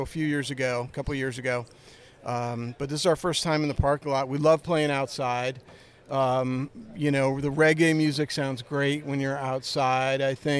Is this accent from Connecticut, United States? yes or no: yes; Westport, Connecticut, United States; I grew up in Westport, Connecticut.